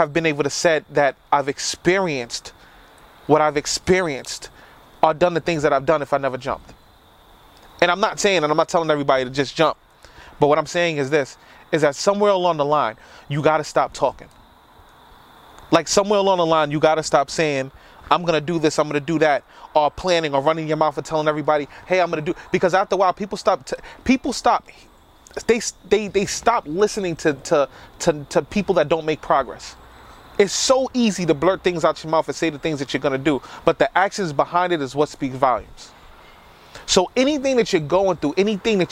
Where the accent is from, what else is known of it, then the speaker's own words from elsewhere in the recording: New York City, New York, United States; now in Yonkers, United States; I'm a boy from the South Bronx. I live in Yonkers now, but New York was my life.